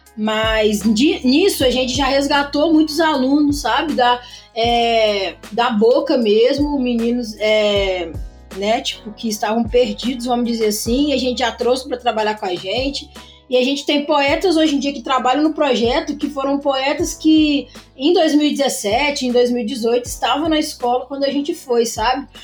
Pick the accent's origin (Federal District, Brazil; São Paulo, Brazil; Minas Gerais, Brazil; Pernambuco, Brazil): Minas Gerais, Brazil; Juiz de Fora; Sou de Juiz de Fora